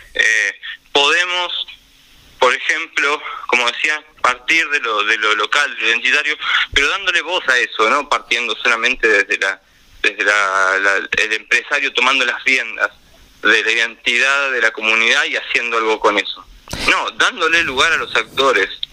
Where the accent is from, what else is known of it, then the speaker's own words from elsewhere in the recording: La Plata, Buenos Aires Province, Argentina; me crié en Villalvira, mi familia vive todavía allá